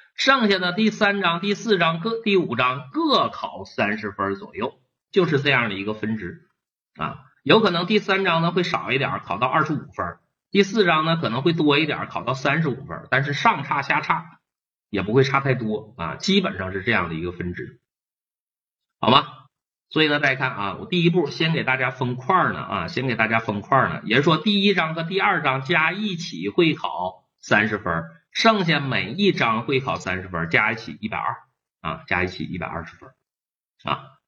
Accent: China; 我们中国人用中药不是从今天开始用的啊

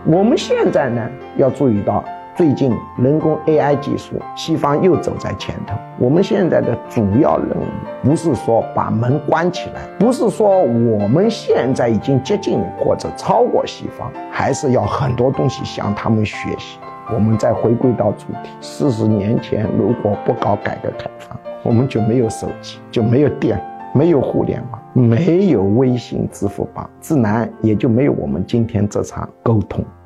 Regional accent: China; 我们中国人

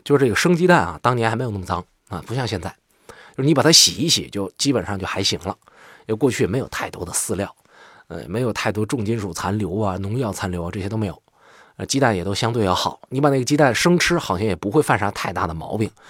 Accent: northern China, China; 作为一名北方人

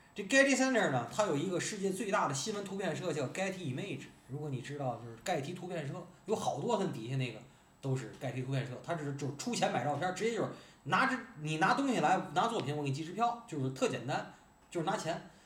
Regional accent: Tianjin, China

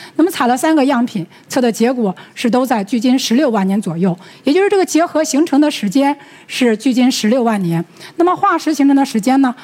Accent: China; 我们中国

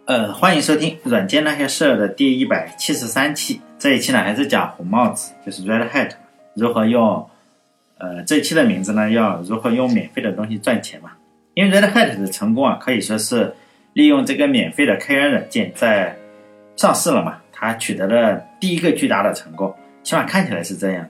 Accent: Shandong, China; 我是山东人，老家山东

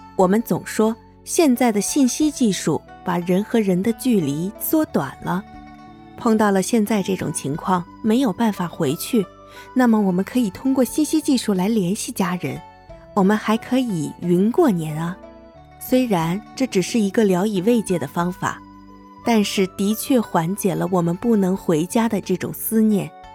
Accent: northern China, China; moved away as an adult; now in Guangdong, China; 我是一个在北方长大，在南方生活的人

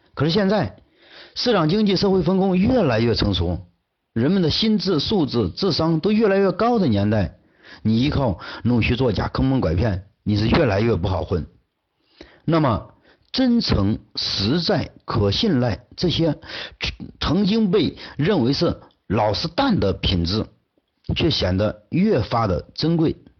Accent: China; 我们中国人最传统、最宝贵的精神财富之一

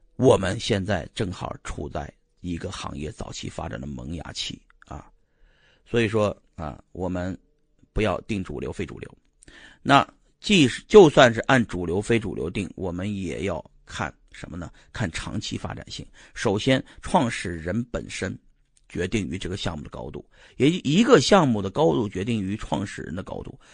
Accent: Shanxi, China; 就是我老家这帮山西人

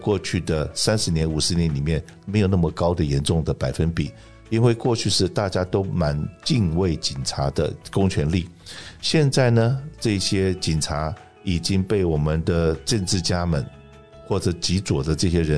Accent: China; now in Los Angeles, United States; 我们中国人的第一桶金都是努力工作、赚钱、存钱，存的第一桶金来创业

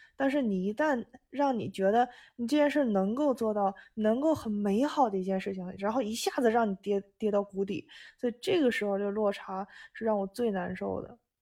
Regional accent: China; now in Japan; 我们中国人

